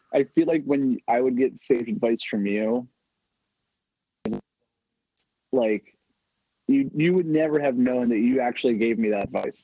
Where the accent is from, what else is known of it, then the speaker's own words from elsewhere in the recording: New Jersey, United States; growing up in Jersey